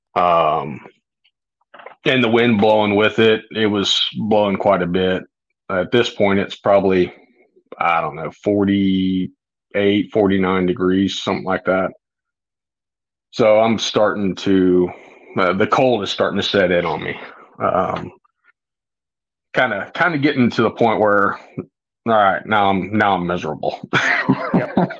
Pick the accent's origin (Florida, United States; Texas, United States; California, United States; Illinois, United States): Florida, United States; I grew up hunting in Florida